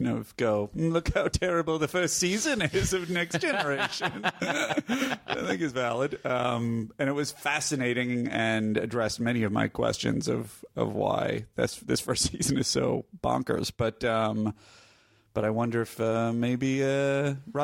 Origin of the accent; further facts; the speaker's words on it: New York, United States; as a New Yorker